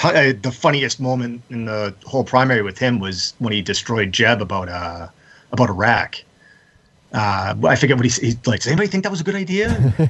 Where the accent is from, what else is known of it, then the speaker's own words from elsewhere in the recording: East Coast, United States; Of course, we're all from the East Coast. We know Trump's shtick.